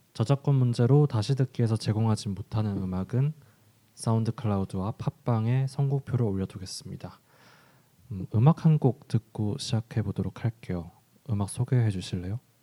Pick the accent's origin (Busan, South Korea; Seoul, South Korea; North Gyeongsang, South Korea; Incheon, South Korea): Busan, South Korea; moved away; 제가 고향이 부산이다 보니까